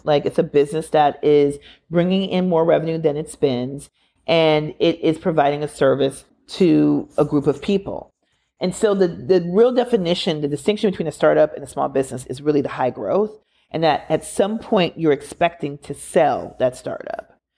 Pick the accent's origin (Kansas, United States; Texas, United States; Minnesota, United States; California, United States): Minnesota, United States; Minneapolis; George Floyd was murdered six blocks away from where I went to elementary school. I'm from Minneapolis.